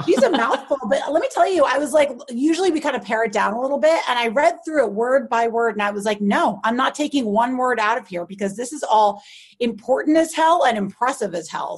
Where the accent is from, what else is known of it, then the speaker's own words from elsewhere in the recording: New York, United States; I'm a New Yorker, like born and bred